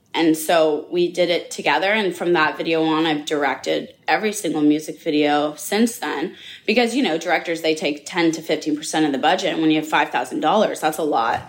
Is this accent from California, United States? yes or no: yes; Los Angeles, California, United States; I grew up in Los Angeles, California